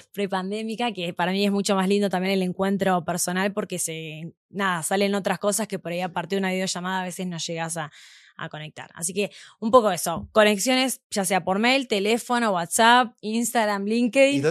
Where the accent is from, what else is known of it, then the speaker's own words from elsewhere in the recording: Argentina; moved away as an adult; also born or lived in Mexico; now in Mexico City, Mexico; soy argentina. Estoy viviendo acá hace ya seis meses aproximadamente